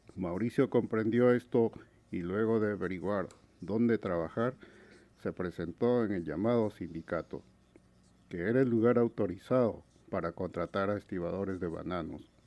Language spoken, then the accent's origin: Spanish; La Oroya, Junín, Peru; moved away; Yo soy de Perú. Vengo de una pequeña ciudad metalúrgica, minera, que queda en los Andes peruanos, llamada La Oroya.